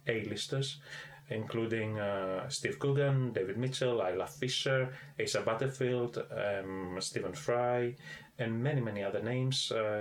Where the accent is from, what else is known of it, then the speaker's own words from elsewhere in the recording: Athens, Attica, Greece; moved away as an adult; I was born in Athens.